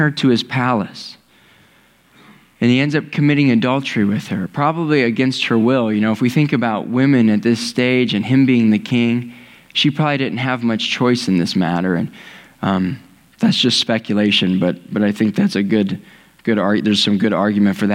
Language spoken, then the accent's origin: English; Ohio, United States; I've lived in Ohio my whole life.